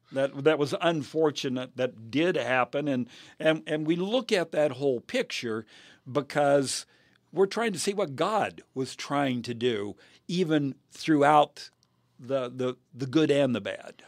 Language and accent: English; United States; I am a Christian before I am an American.